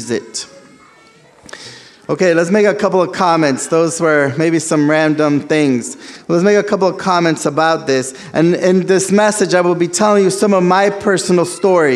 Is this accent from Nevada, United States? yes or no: no; South Florida, United States; first language Spanish; English is a second language; moved away as an adult; also born or lived in South America; now in Pittsburgh, United States; My first language is actually Spanish, and growing up in Florida, that's how I picked up English